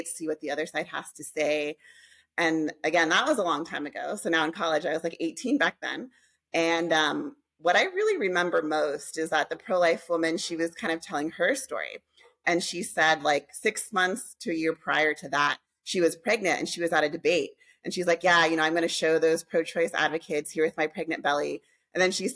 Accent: California, United States; now in Tucson, United States; I am from Tucson, Arizona, originally from California, but I've lived in Tucson for a really long time.

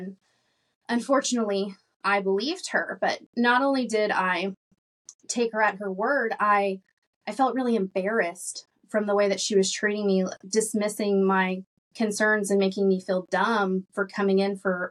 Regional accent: Arkansas, United States; I grew up in Arkansas

